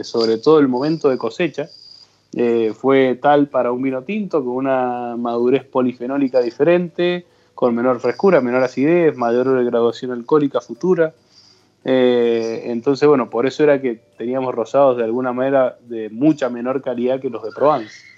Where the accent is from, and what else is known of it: Argentina